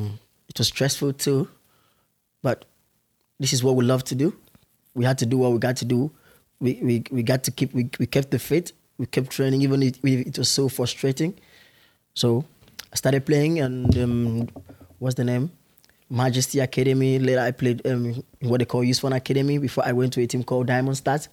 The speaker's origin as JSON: {"language": "English", "country": "Nigeria", "tie": "born or raised there", "moved": "as an adult", "said": "I'm from Nigeria to be precise."}